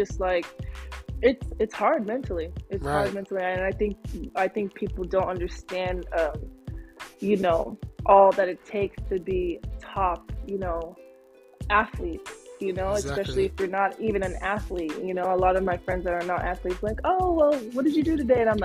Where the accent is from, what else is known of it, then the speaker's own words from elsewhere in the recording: California, United States; I was born in California